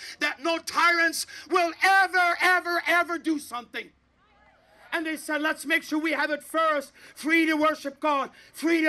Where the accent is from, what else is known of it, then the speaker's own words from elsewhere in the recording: Canada; I'm a Canadian